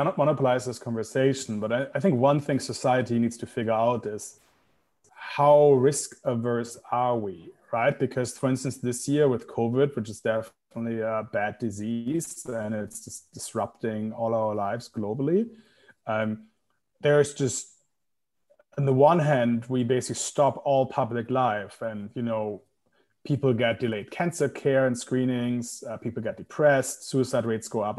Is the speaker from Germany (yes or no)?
yes; Germany; Germany, my home country